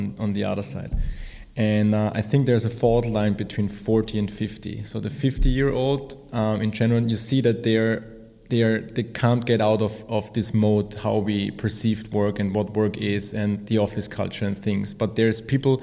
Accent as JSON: {"language": "English", "region": "southern Austria", "country": "Austria", "tie": "born or raised there", "also_born_or_lived": "Spain / Chile", "said": "I'm from Austria. I'm from south of Austria, from a little village, and grew up there."}